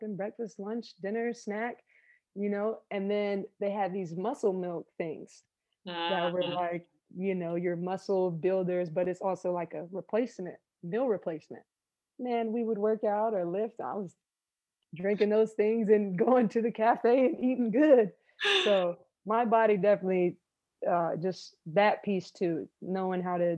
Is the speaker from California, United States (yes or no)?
no; Florida, United States; I'm a Florida girl